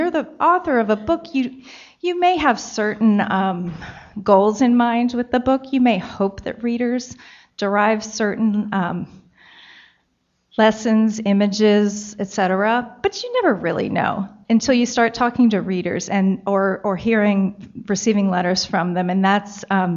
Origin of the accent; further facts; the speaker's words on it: Baltimore, Maryland, United States; I grew up in Maryland, in the Baltimore area